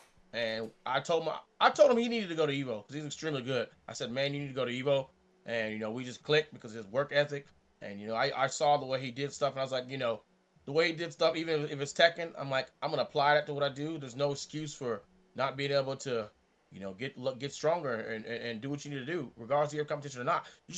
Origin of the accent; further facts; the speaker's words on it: California, United States; Matter of fact, I spent most of my time growing up in California as I'm a Marine brat. So I grew up on the Marine base.